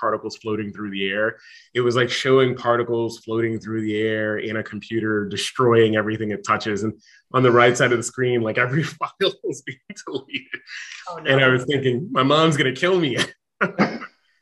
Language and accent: English; New York, United States; growing up in New York, I was in, maybe somewhere around like 11 and a half, 12 years old